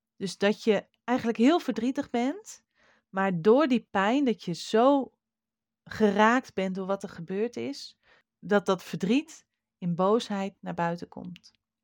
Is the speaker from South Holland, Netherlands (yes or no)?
no; Friesland, Netherlands; een beppe bij ons in Friesland